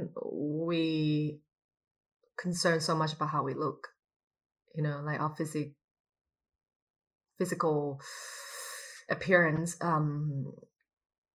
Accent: Thailand; also born or lived in United States; now in Berlin, Germany; I grew up in Thailand, but when I was in Thailand, I identify myself as a Thai person

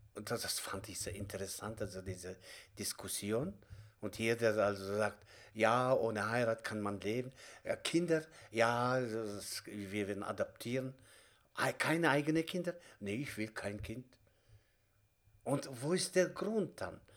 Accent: Kazakhstan; German is a second language; moved away as an adult; now in Germany; ich komme selbst auch aus Kasachstan

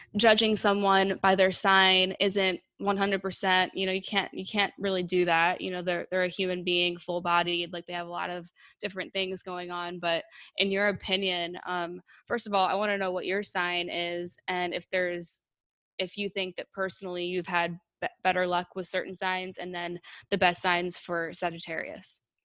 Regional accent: United States; I was born in, in the United States

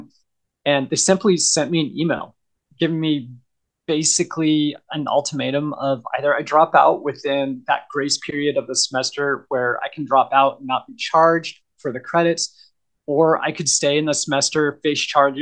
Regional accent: Southern Oregon, United States; moved away; also born or lived in Idaho; I grew up in Southern Oregon

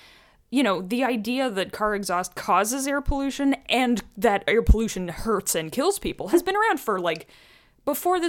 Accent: Alberta, Canada; I grew up in Alberta

